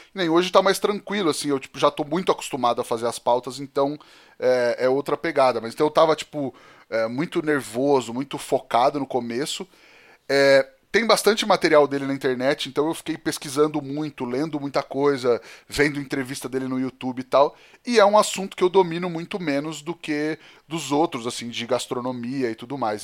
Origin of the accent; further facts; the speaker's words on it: Penápolis, São Paulo, Brazil; also born or lived in Campinas; eu cresci em Penápolis, né? Eu sou nascido em Campinas, mas eu cresci mesmo em Penápolis, me considero muito penapolense também